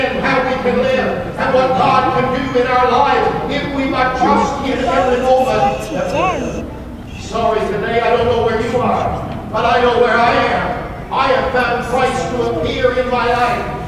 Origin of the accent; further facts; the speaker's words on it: Baker, United States; I grew up in Baker, and Rich was our Walmart